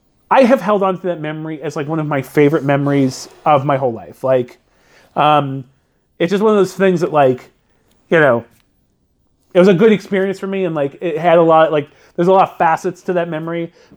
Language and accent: English; Redlands, California, United States; we went to this theater in my hometown, which is no longer a theater now. I think it's like a Pilates place for rich white women. But it was the Rainbow Theater in Redlands, California